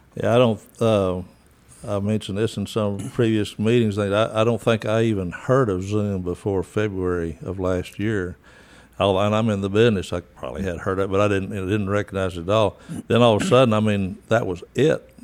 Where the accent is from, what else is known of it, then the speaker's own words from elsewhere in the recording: Crane, Texas, United States; moved away; also born or lived in Dallas, Texas; I'm from West Texas, the area out in the old Essenville, and grew up in a little town called Crane.